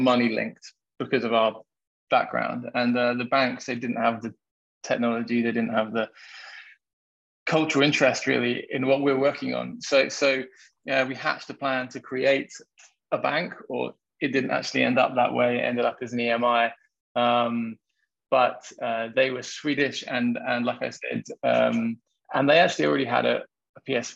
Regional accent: London, United Kingdom; now in Portugal; So I am English. I'm from London

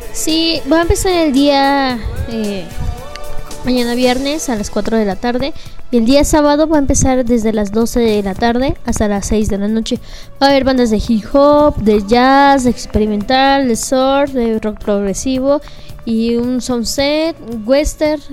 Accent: Mexico; no somos los mexicanos maletas

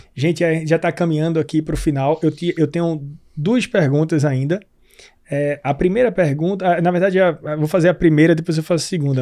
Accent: Pernambuco, Brazil; eu sou pernambucano, né? Em Recife, eu tenho lá em Pernambuco um sítio

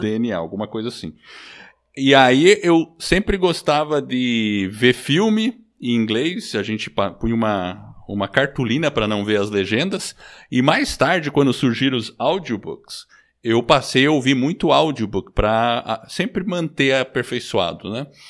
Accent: Brazil; also born or lived in United States; eu sou nascido nos Estados Unidos, vim pequeno para o Brasil

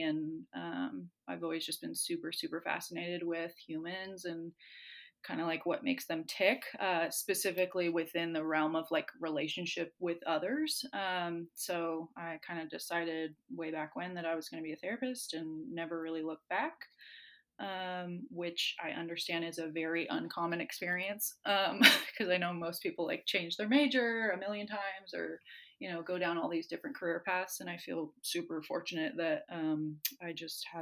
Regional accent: Seattle, Washington, United States; moved away as an adult; now in West Virginia, United States; I'm like from the Seattle area, very much identify as a little PN dub chick.

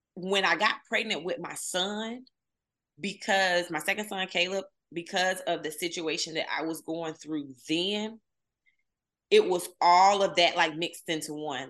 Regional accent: Camilla, Georgia, United States; moved away as an adult; also born or lived in Atlanta, Georgia; I'm from the deep south. I'm from Southwest Georgia, Camilla, Georgia to be exact

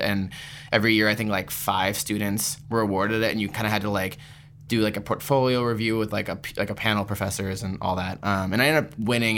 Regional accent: Palm Springs, California, United States; moved away as an adult; also born or lived in Seattle, Washington / Portland / Philadelphia; now in New York, United States; I was born in Palm Springs, California

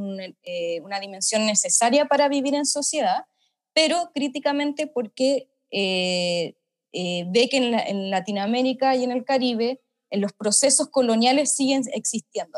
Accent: Chile; moved away as an adult; also born or lived in London, United Kingdom; now in United Kingdom

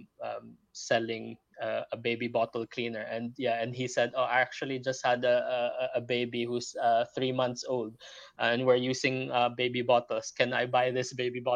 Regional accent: Philippines; moved away as an adult; also born or lived in Leeds; now in London, United Kingdom; I'm not locally from Britain. You know, I'm originally from the Philippines, moved here 15 years ago.

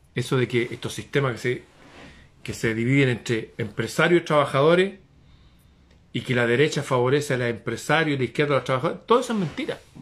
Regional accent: Chile

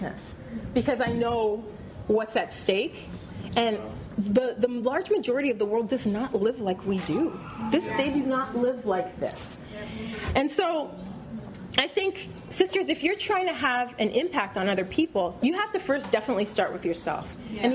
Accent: Canada; moved away; also born or lived in Paris / Los Angeles / Chennai; being Canadian and coming from a first world country

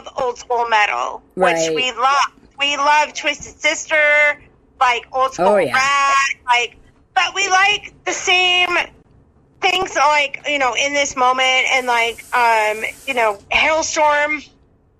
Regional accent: Alaska, United States; moved away; Alaska, let me tell you, that's my hometown.

